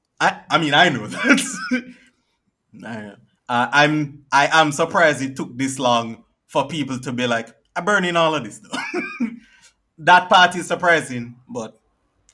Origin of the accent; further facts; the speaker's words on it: Jamaica; I am from Jamaica